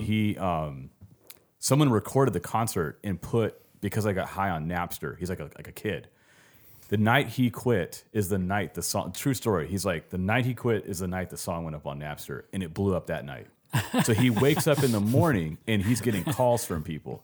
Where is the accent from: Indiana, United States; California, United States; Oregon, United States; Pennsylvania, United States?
California, United States; Los Angeles; moved away as an adult; growing up around Venice Beach.